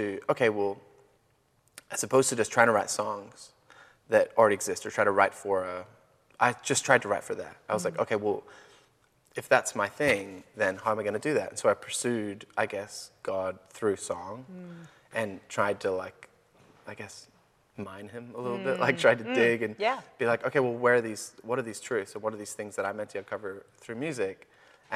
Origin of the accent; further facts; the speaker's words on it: Belfast, Northern Ireland, United Kingdom; moved away as an adult; I grew up in Ireland, in the north of Ireland, Belfast. And I was there the first 19 years of my life